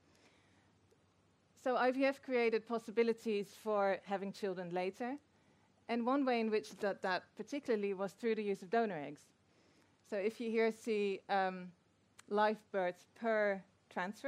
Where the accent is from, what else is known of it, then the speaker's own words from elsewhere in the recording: Netherlands; I'm from the Netherlands